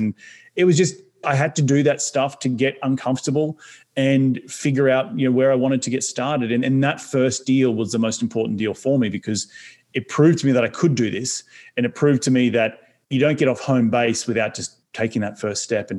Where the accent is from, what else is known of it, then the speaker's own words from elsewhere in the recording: Australia; moved away as an adult; now in New York City, United States; an Aussie can move halfway across the world